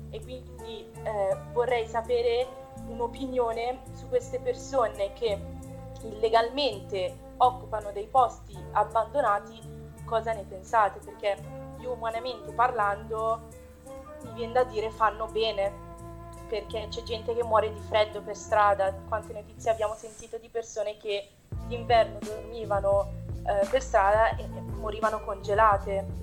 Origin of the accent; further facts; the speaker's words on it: Milan, Lombardy, Italy; perché sono di Milano